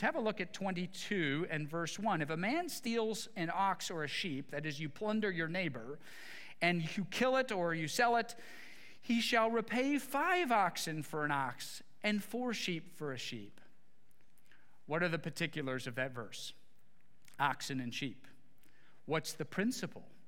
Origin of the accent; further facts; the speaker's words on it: Midwest, United States; growing up in the Midwest